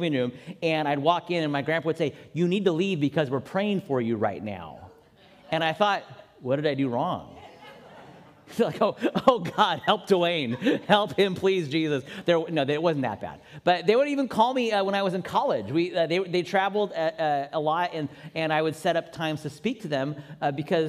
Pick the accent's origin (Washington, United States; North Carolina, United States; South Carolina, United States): Washington, United States; Seattle; moved away; a team from my hometown, which means for me still the Mariners when they play baseball. And yes, even sometimes the Seahawks